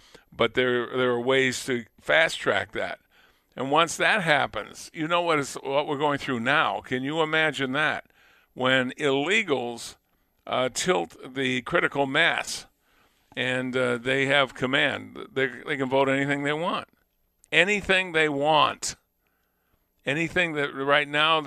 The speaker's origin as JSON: {"language": "English", "town": "Lunenburg", "region": "Massachusetts", "country": "United States", "tie": "born or raised there", "moved": "yes", "said": "I was born and raised in Lunenburg"}